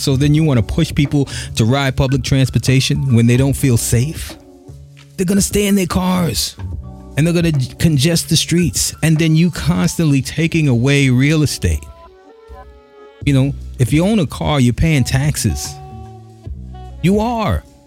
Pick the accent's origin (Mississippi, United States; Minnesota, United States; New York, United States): New York, United States; New York City; also born or lived in Bushwick, Brooklyn / Bed-Stuy, Brooklyn / Flatbush, Brooklyn; I'm born and raised here, born in Bushwick, grew up in Crown Heights and Bed-Stuy